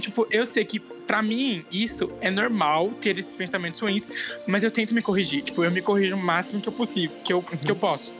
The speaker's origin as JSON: {"language": "Portuguese", "country": "Brazil", "said": "eu não fui o primeiro brasileiro que tava lá na casa"}